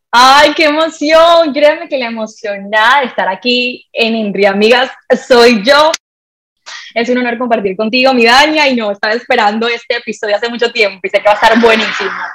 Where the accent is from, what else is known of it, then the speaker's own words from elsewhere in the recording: Colombia; also born or lived in Barranquilla; yo nací en una isla de Colombia, ambos, somos colombianos